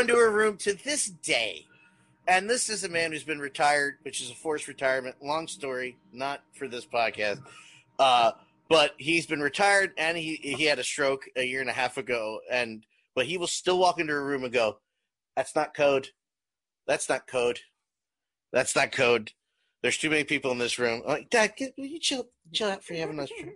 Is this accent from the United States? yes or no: yes; New Jersey, United States; White boy here did a lot of growing up in South Jersey